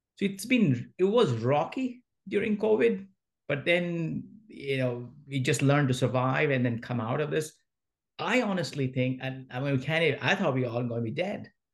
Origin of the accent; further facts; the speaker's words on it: India; moved away as an adult; now in San Francisco Bay Area, United States; I grew up in India in a small mining town